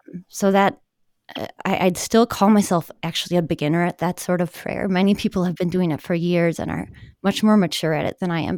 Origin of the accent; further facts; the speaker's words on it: Milwaukee, Wisconsin, United States; also born or lived in Madison, Wisconsin; I am kind of a Wisconsin girl, born and bred. I grew up in the Milwaukee suburbs